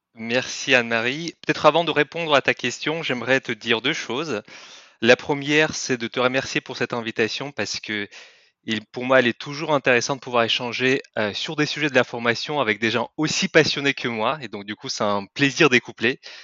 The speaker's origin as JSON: {"language": "French", "country": "Kyrgyzstan", "second_language": "French", "moved": "as an adult", "lives_now": "France", "said": "je ne suis pas français à la base. Je viens de Kirghizistan, c'est un petit pays en Asie centrale de l'ex-Union soviétique"}